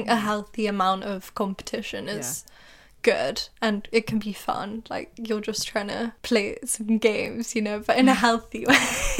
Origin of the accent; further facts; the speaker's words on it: England, United Kingdom; because I remember you guys used to do it to me too, like about being English, and I was like, what sense does that even make? You're making fun of me for being English.